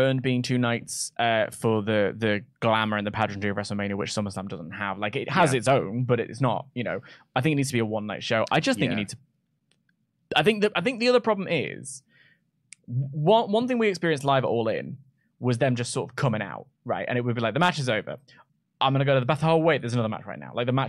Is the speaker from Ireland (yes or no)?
no; Sweden; Swedish people. I'm from Sweden.